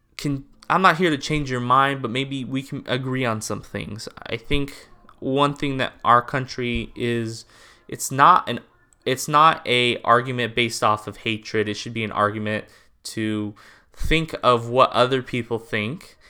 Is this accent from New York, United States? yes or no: no; California, United States; I'm from California